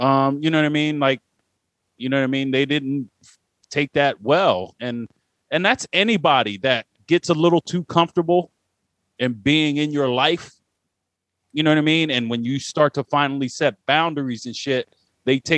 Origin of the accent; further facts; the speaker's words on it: Delaware Valley, Pennsylvania, United States; We're from the Delaware Valley